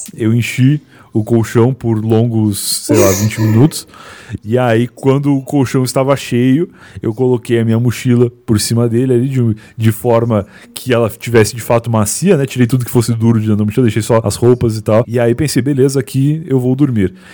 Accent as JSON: {"language": "Portuguese", "area": "town next to Pelotas", "region": "Rio Grande do Sul", "country": "Brazil", "tie": "born or raised there", "moved": "yes", "lives_now": "São Paulo, Brazil", "said": "do lado da cidade onde eu nasci"}